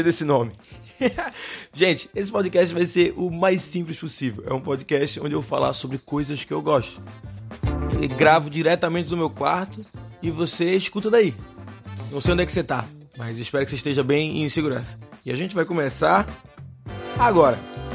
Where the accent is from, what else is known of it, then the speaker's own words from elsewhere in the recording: Recife, Pernambuco, Brazil; accent: Recife; eu sou do Recife, eu falo cerveja a gente meio que suprime um pouco o R no Recife. Coisa da gente, nosso sotaque é o nosso charme.